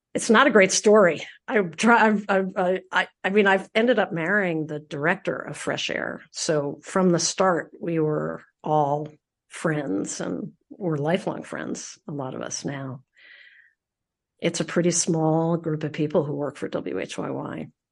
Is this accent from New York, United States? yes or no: no; Philadelphia, Pennsylvania, United States; I am from Philadelphia